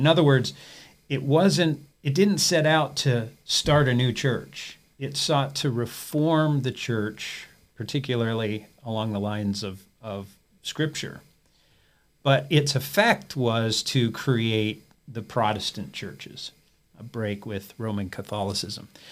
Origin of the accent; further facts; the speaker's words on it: Peterborough, Ontario, Canada; moved away as an adult; Grew up in Canada and, uh, attended a, a one-year Bible college, there in my hometown of Peterborough, Ontario